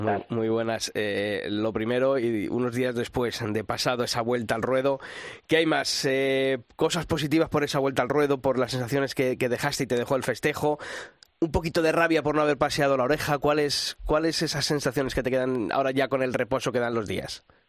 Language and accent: Spanish; Castile, Spain; soy castellano